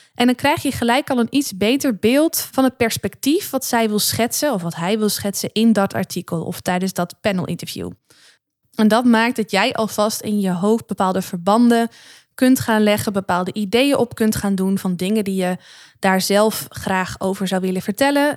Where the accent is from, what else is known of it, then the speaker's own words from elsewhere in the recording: Netherlands; ben ik ook maar gewoon een Nederlander.